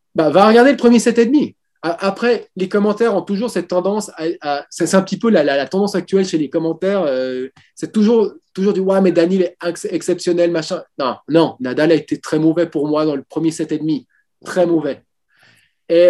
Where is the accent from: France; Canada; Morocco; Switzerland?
Switzerland; je suis suisse